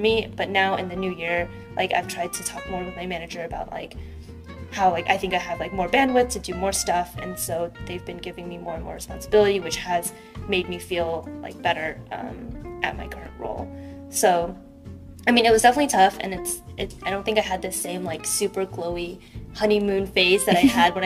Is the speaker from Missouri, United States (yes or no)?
no; Fremont, California, United States; I grew up in Fremont, which is on the east side of the Bay Area, and it's about like an hour from San Francisco